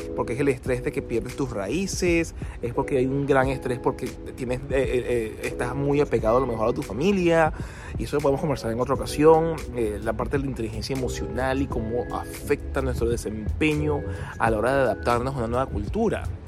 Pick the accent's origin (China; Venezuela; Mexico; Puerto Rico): Venezuela; moved away as an adult; now in Australia; mi país de origen, eh, que es Venezuela